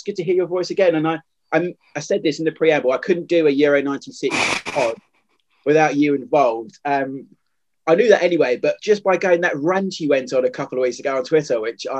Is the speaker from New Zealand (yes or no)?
no; England, United Kingdom; But I think we, as English fans and people who lived in the country at the time, can be selfish with it